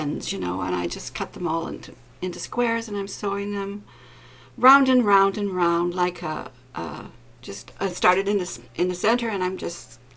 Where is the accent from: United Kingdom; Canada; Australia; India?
Canada; I'm a Canadian and I live on an island in a Great Lake